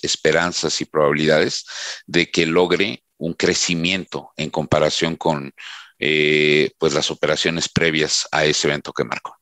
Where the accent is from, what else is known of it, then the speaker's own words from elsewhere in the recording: Mexico; como mexicano